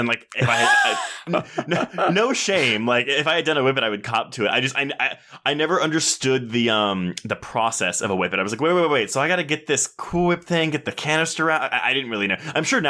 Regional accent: Texas, United States; I grew up in Texas, so that's what we had.

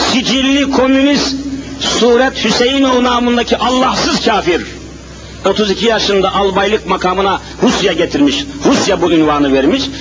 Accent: Elazığ Province, Turkey; now in Istanbul, Turkey; memleketime gideyim diye düşündüm. El Azize.

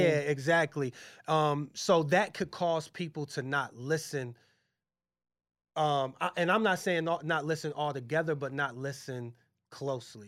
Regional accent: Massillon, Ohio, United States; moved away as an adult; also born or lived in Brooklyn, New York; I'm from Massillon, Ohio, it's a, it's a small town

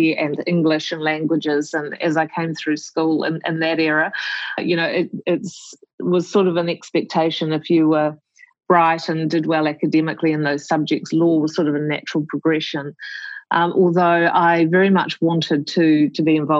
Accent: New Zealand; moved away as an adult; also born or lived in Melbourne, Australia; as a New Zealander in Melbourne

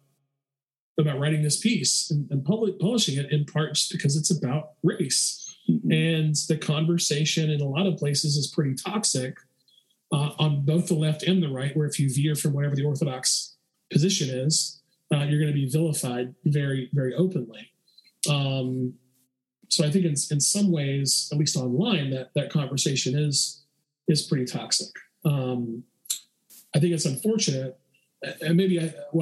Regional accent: the South, United States; growing up in the South

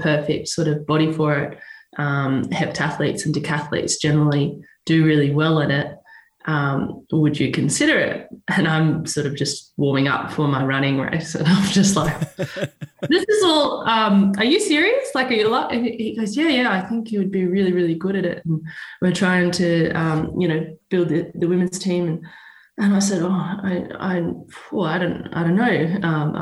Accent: Western Australia, Australia; moved away as an adult; also born or lived in Melbourne; I'm from Western Australia

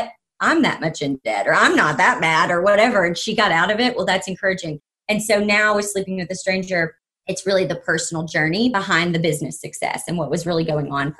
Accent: the South, United States; I grew up in the South

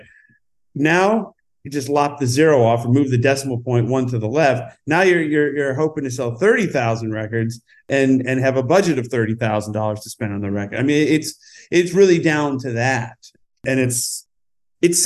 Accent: upstate New York, United States; now in Los Angeles, United States; I don't really have a hometown from upstate New York

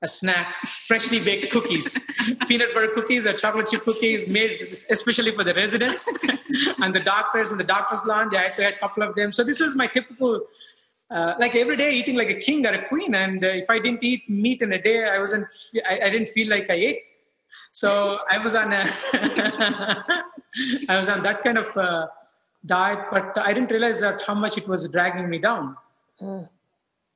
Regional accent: India; moved away as an adult; now in United States; I grew up in India. I moved to US for further training

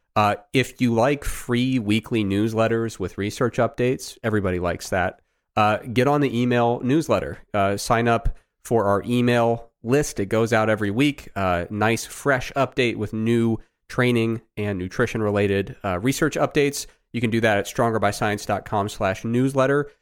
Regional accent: Ohio, United States; my experience growing up in Ohio

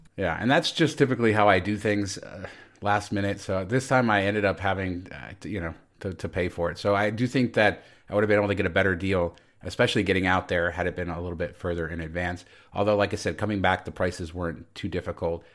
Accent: Las Vegas, Nevada, United States; defending my hometown

